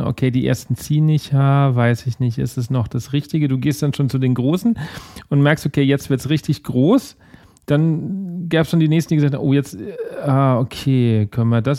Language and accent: German; Aschaffenburg, Bavaria, Germany; ich bin jetzt ursprünglich aus Aschaffenburg, das ist ja schon wieder, der Bayer würde sagen, nicht mehr Bayern.